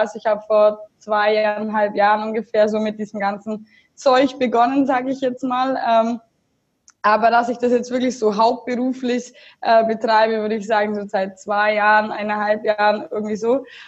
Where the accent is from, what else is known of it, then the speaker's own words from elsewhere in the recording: Augsburg, Bavaria, Germany; also born or lived in Munich; Ich komme aus Augsburg